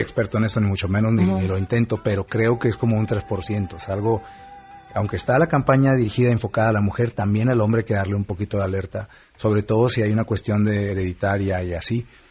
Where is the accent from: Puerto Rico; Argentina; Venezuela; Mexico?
Mexico